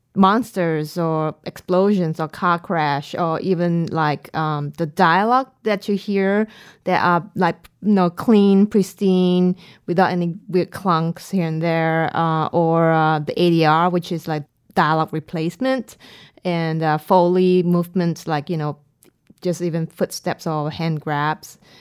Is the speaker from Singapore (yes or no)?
yes; Singapore; I'm from Singapore